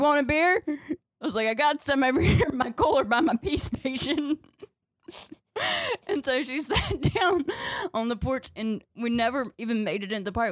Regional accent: North Carolina, United States; moved away; also born or lived in Chicago

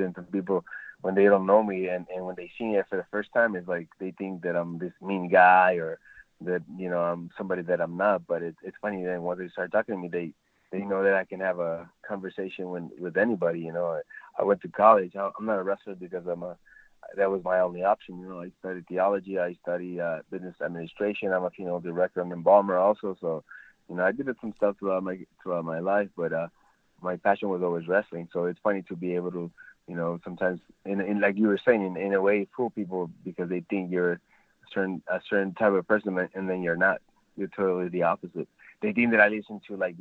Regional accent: El Paso, Texas, United States; also born or lived in Ciudad Juarez, Mexico; I grew up in El Segundo Barrio, you know, in El Paso, Texas

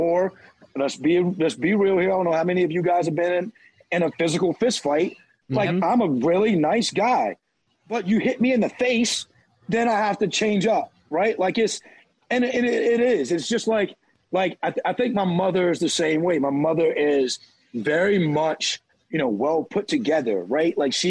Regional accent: the South, United States; I'm from the South. So they hear her talk to me and talk to my mom

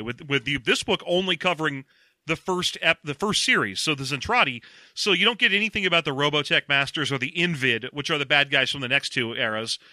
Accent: United States; we're American

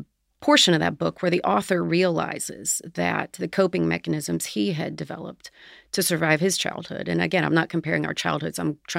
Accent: Nitro, West Virginia, United States; I grew up in a tiny little town called Nitro, West Virginia.

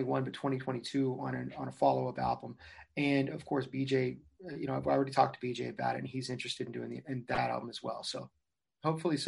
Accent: Youngstown, Ohio, United States; around the Youngstown, Ohio area, which is where I was born

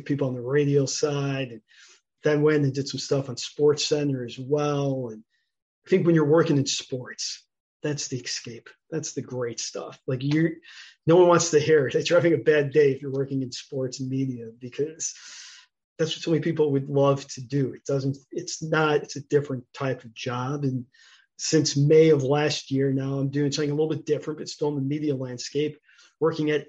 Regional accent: Chicago, Illinois, United States; born and raised in Chicago

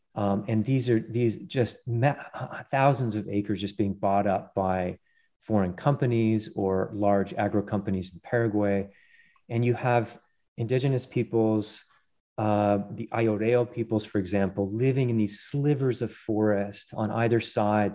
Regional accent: Colorado, United States; I grew up in uh, mainly in Colorado uh, on the plains and then spending lots of time in the Rockies

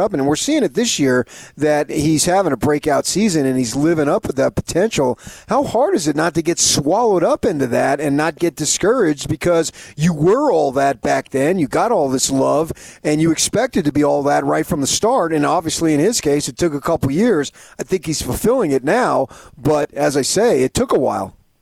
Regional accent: Arizona, United States; moved away; I grew up in Arizona

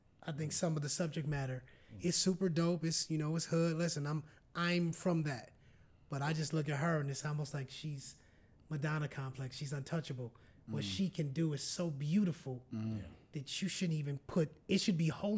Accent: Minneapolis, Minnesota, United States; I'm from Minneapolis

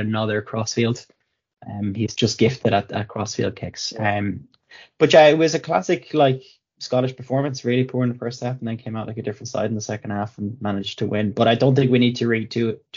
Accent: Ireland; I'm Irish

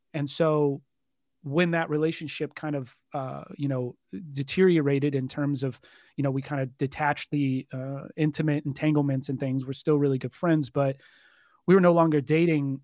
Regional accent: Richardson, Texas, United States; I am from, uh, Richardson, Texas. So kind of a, a, a suburb north of Dallas

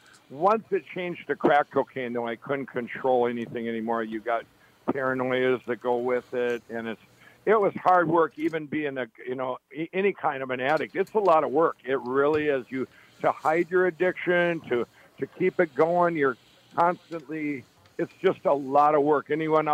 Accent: Chaska, Minnesota, United States; also born or lived in Carver; I grew up in Chaska, in Chaska and Carver, Minnesota.

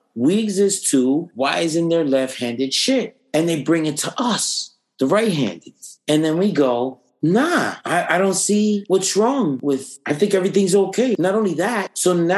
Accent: United States; being American

